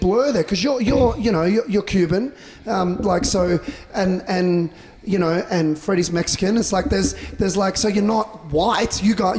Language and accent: English; Australia; moved away as an adult; now in United States; an Australian, as someone that when I first moved here